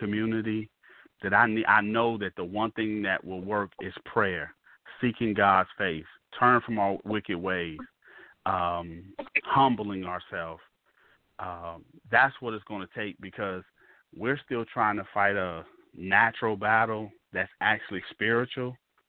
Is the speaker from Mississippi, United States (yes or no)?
yes; Mississippi, United States; It didn't matter that you lived in Chicago and I'm from Mississippi.